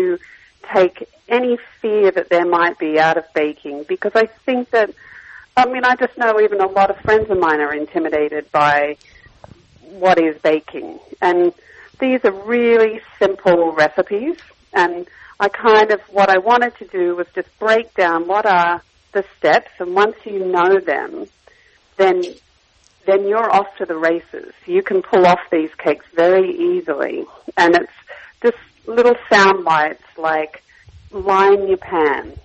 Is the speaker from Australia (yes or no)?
yes; Australia; moved away as an adult; now in North America; when I was growing up in Australia